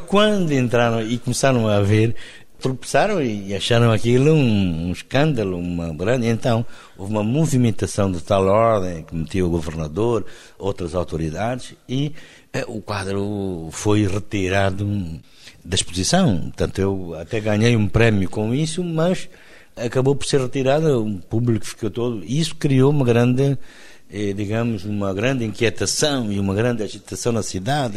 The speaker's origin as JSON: {"language": "Portuguese", "region": "Benguela", "country": "Angola", "tie": "born or raised there", "moved": "yes", "lives_now": "Luanda, Angola", "said": "Benguela, onde cresci."}